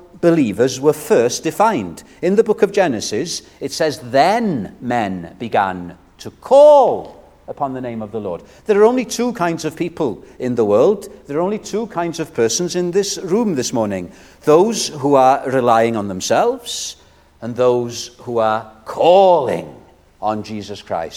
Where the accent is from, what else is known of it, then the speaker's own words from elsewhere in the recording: Wales, United Kingdom; I'm a Welshman